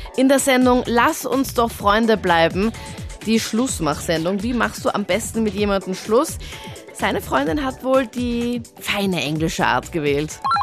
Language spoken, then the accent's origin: German; Linz, Upper Austria, Austria; in meiner Heimatstadt in Linz